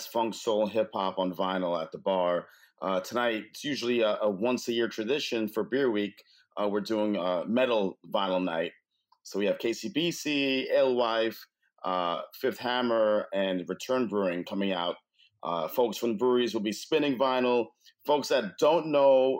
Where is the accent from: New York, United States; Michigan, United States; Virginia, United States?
New York, United States; New York City; I grew up in Flushing, Queens.